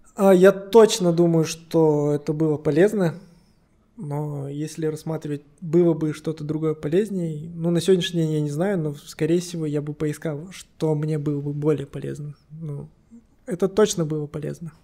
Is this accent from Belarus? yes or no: no; Kostanay, Kostanay Region, Kazakhstan; also born or lived in Moscow, Russia; now in Astana, Kazakhstan; я вообще родом из Кустаная